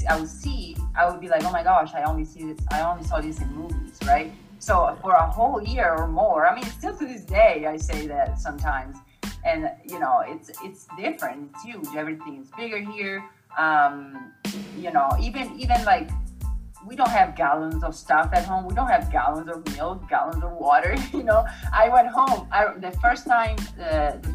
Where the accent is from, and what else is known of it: Italy; born or raised there; moved away as an adult; now in United States